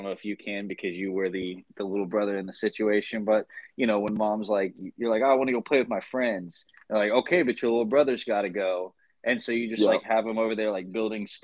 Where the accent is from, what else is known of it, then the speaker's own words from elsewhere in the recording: Texas, United States; we're both from Texas. We live in Texas